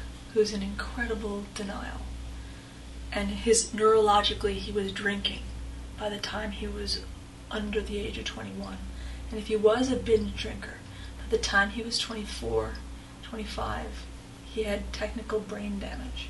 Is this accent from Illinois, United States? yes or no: no; New York, United States; moved away; I'm from New York, and when I moved here